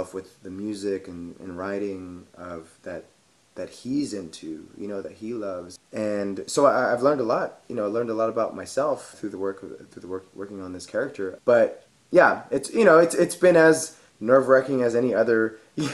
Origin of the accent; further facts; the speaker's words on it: Fort Worth, Texas, United States; I grew up in Fort Worth, Texas, in the east side of Fort Worth